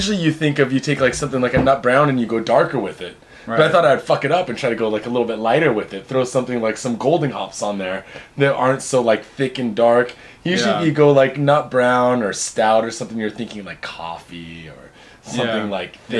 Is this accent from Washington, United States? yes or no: yes; Seattle, Washington, United States; now in Japan; Dude, I'm from Seattle